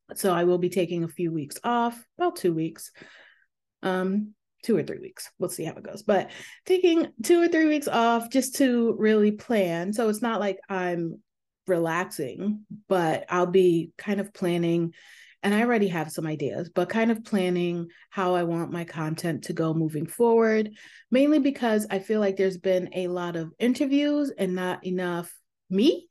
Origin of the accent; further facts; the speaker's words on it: New York, United States; moved away; I am from New York